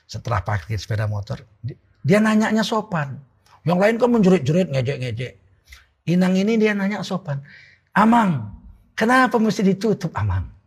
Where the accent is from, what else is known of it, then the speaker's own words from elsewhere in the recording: Aceh, Indonesia; Istri saya kami orang Aceh, biasa belanja ke pasar itu kami, bukan bukan perempuan yang jualan di pasar laki-laki.